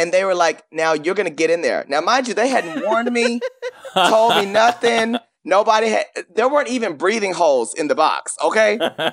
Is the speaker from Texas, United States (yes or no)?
yes; Paris, Texas, United States; I grew up in a small town. You remember, I'm from Paris, Texas